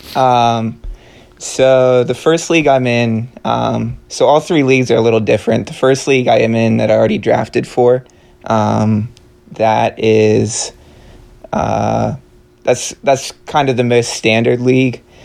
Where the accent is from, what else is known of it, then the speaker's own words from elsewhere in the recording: Maryland, United States; I grew up in Maryland.